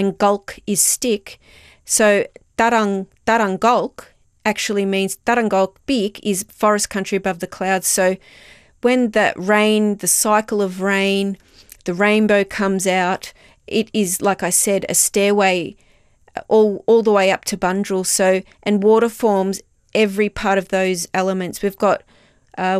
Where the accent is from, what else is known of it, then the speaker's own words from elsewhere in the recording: Wurundjeri Willam, Victoria, Australia; I'm part of the Wurundjeri Willam